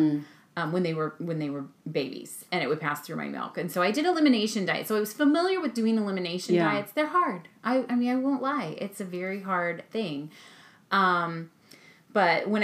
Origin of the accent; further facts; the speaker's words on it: California, United States; moved away as an adult; now in Maryland, United States; we're both from California. We met in California, but we've been in Maryland now for almost 18 years